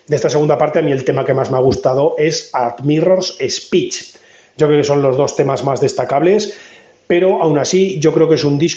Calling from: Spain; de Metal Fever, desde aquí desde España

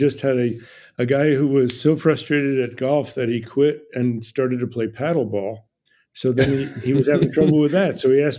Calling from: Ojai, California, United States; Ojai, California, OJAI.

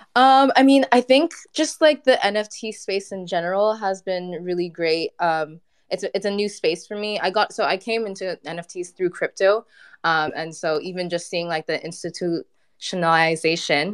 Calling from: Montreal, Quebec, Canada; also born or lived in Ghana; I'm calling in from Montreal.

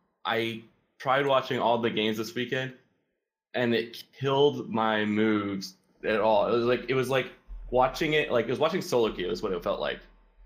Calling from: Raleigh, North Carolina, United States; I'm calling from Raleigh, North Carolina

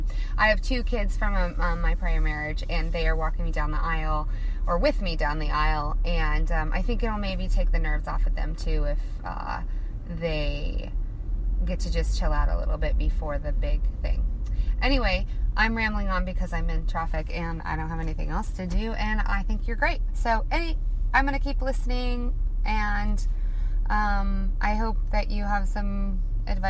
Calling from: Portland, Oregon, United States; I am calling you from Portland, Oregon

